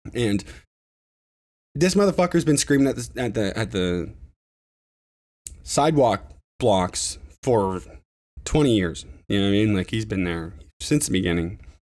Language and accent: English; Ontario, Canada; my hometown